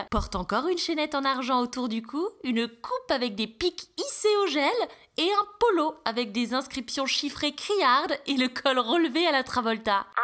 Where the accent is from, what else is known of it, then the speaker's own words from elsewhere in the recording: Grand Est, France; Cet épisode s'intitule Je suis alsacienne. Cher Alsace, je t'aime et te hais en même temps.